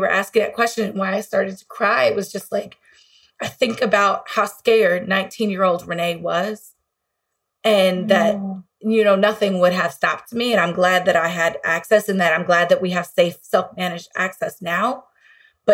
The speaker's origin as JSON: {"language": "English", "region": "Illinois", "country": "United States", "tie": "born or raised there", "said": "my home state of Illinois"}